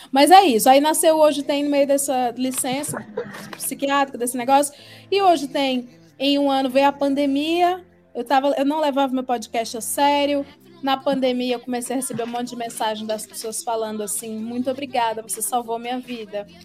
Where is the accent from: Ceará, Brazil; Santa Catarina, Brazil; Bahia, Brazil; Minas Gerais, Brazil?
Ceará, Brazil; moved away as an adult; now in São Paulo, Brazil; eu tenho 35 anos, eu sou do Ceará